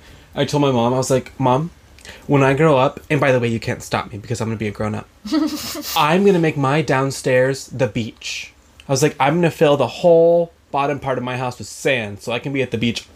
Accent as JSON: {"language": "English", "town": "Austin", "region": "Texas", "country": "United States", "tie": "born or raised there", "moved": "yes", "lives_now": "Michigan, United States", "said": "I grew up on Lake Austin."}